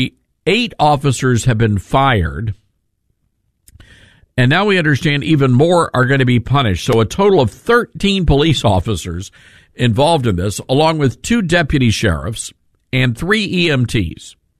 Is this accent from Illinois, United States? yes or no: no; Memphis, Tennessee, United States; Memphis, Tennessee, my hometown, where we broadcast this radio program from.